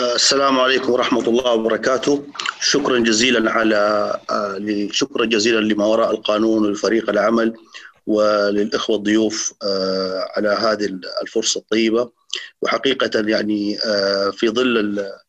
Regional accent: Saudi Arabia; عندنا في السعودية

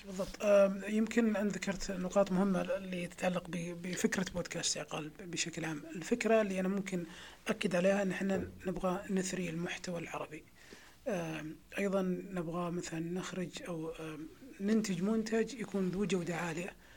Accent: Saudi Arabia; عندنا في السعوديه

